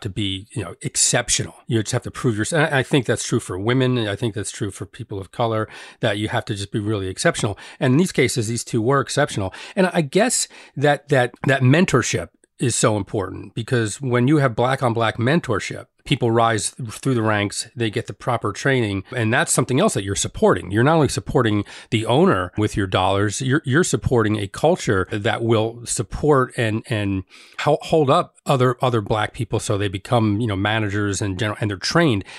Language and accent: English; Elizabeth, New Jersey, United States; also born or lived in East Orange, New Jersey; I grew up in Elizabeth, but I, I, I lived in East Orange